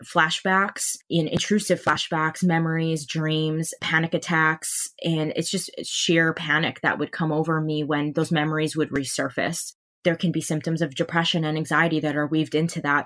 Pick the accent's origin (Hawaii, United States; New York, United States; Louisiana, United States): Hawaii, United States; moved away as an adult; I'm from Hawaii, and I grew up on that island my entire life